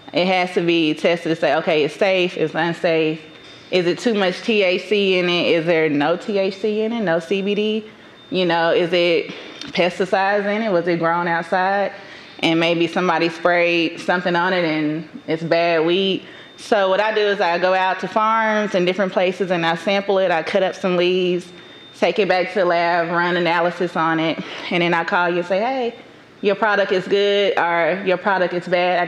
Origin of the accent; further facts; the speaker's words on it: Dallas, Texas, United States; also born or lived in Atlanta, Georgia (College Park, Union City); I was raised in Oak Cliff, Texas, quote unquote. Some people like to call it the hood.